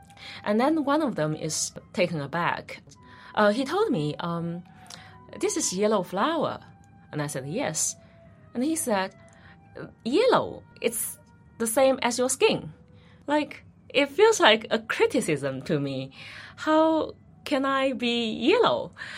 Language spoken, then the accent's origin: English; China; English is a second language; now in Netherlands; I was born in China, and in China, we don't really have this kind of racial awareness.